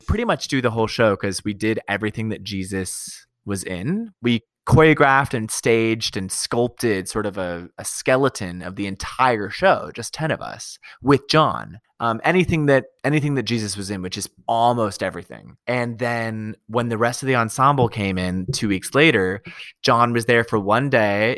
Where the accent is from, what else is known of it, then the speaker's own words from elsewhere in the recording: United States; also born or lived in California / Colorado; now in New York City, United States; I grew up in California and Colorado